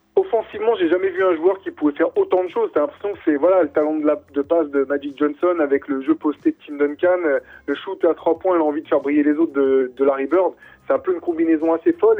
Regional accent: France; nous, en tant que Français

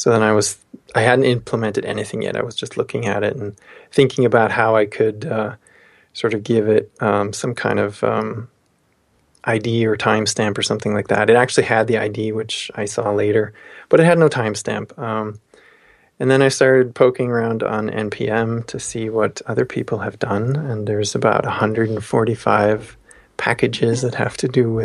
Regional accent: Austria; moved away; Austria, my hometown country

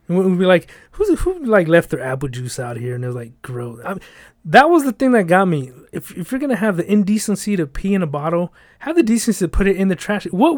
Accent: Los Angeles, California, United States; I'm from the South Central

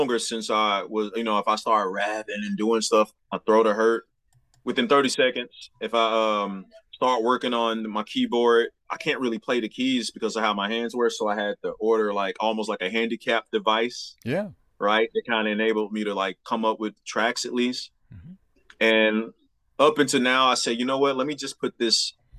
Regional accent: Memphis, Tennessee, United States; moved away as an adult; now in Jefferson City, United States; Davidcrest is the street I grew up on in Memphis.

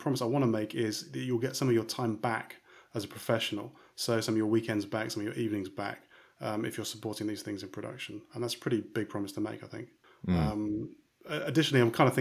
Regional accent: United Kingdom; now in Amsterdam, Netherlands; I'm British originally, and I do software development stuff.

